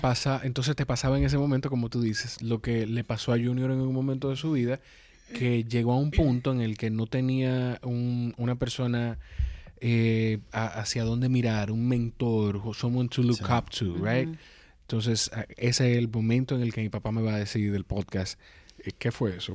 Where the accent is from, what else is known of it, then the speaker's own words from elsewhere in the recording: Dominican Republic; yo soy dominicano